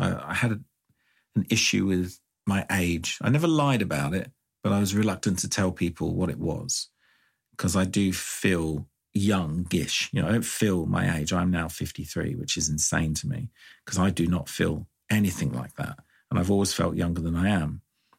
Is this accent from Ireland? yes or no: yes; Ireland; I mean, I grew up in Ireland for a bit of it, and I actually did have a house toilet in like the 80s.